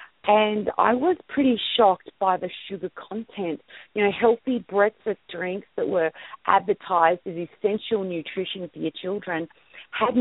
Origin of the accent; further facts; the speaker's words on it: Sydney, New South Wales, Australia; moved away as an adult; now in Utah, United States; I grew up, I was born and raised in Sydney, Australia